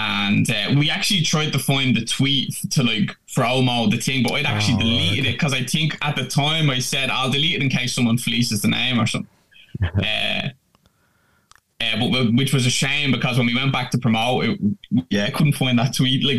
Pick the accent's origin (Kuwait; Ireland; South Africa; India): Ireland; Dublin, Leinster; my hometown, like, which is Finglas in Dublin